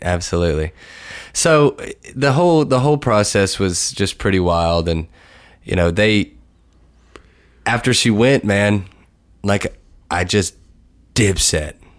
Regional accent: Lexington, Kentucky, United States; moved away as an adult; my hometown

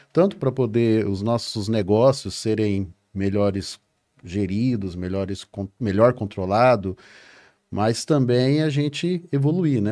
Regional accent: Mato Grosso do Sul, Brazil; eu sou lá do, do Mato Grosso do Sul, lá no meião do Brasil

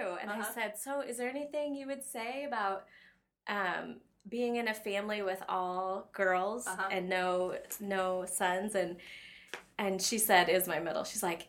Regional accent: Burlington, Iowa, United States; now in Ames, United States; I went to a community college in my hometown, Burlington, for 2 years, and then transferred to Iowa State.

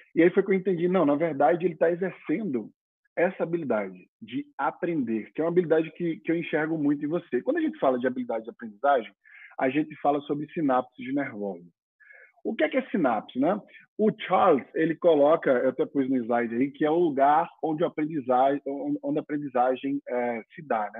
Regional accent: Maceió, Alagoas, Brazil; moved away as an adult; also born or lived in Europe / China; eu sou do Nordeste, nasci em Maceió, Alagoas.

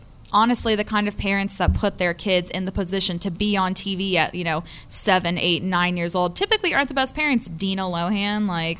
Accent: San Antonio, Texas, United States; I'm from San Antonio

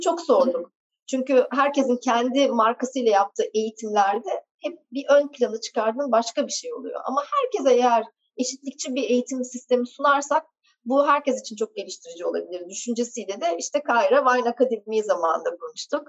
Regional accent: Ankara, Turkey; moved away as an adult; also born or lived in England / Istanbul; Doğma büyüme Ankaralıyım.

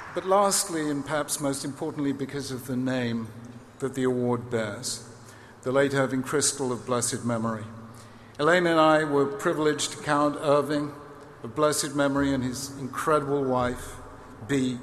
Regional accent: United Kingdom; as a Brit

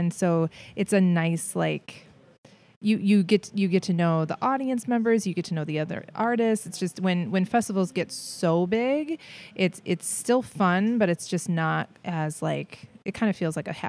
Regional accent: St. Paul, Minnesota, United States; I'm from Minnesota. I'm from

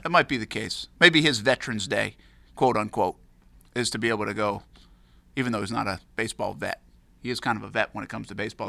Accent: Rhode Island, United States; moved away; I'm growing up in Rhode Island now

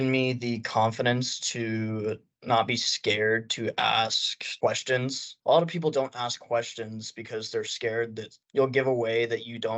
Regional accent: Amarillo, Texas, United States; My preference is in person, but that's because I'm from Amarillo and I worked as a teller.

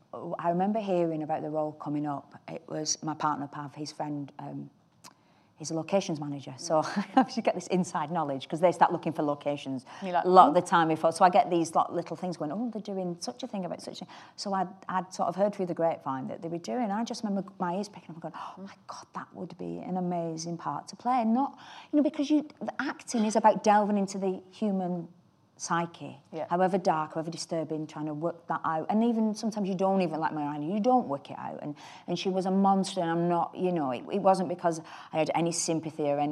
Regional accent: United Kingdom; as a British woman

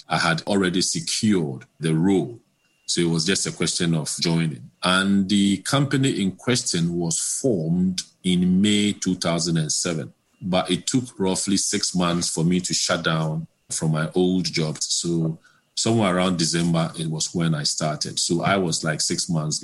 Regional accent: Ghana; moved away as an adult; also born or lived in London, United Kingdom; I was born in Ghana, then completed my secondary cycle in Ghana and went over to the UK to complete my university degree

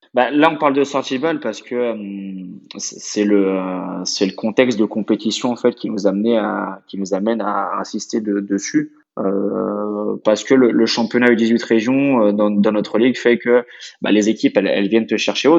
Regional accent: Luçon, Pays de la Loire, France; also born or lived in Nantes / Carquefou; c'est un club qui est situé dans le sud de Vendée. Donc j'ai fait toutes mes études là-bas.

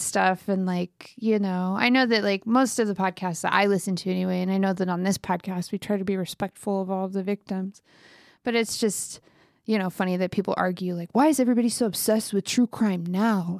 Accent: United States; I'm very American

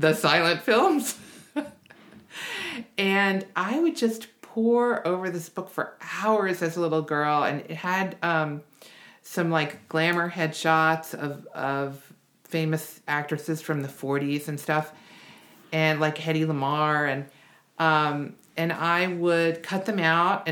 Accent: Washington, District of Columbia, United States; I grew up in Washington, D.C.

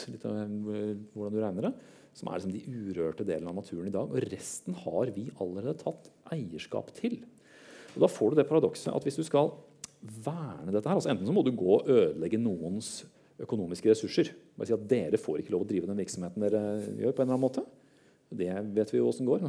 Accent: Høylandet, Trøndelag, Norway; also born or lived in Oslo (Kalbakken); Året før hadde vi flytta fra Oslo, og jeg hadde bodd alle mine syv år, og nordover til Høylandet

